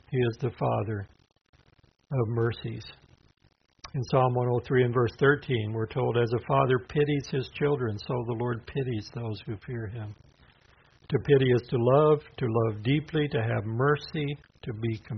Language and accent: English; the South, United States; Well, I'm a Southerner, but that is not a comfort, my friend.